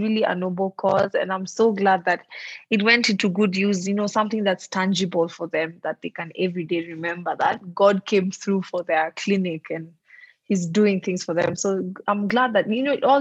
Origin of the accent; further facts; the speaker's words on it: Nairobi, Kenya; I'm not from Eldoret. I'm from Nairobi.